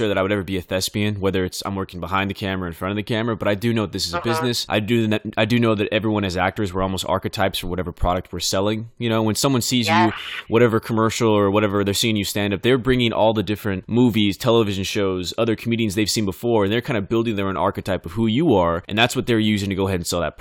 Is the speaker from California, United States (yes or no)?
yes; Bakersfield, California, United States; Bakersfield, California, my hometown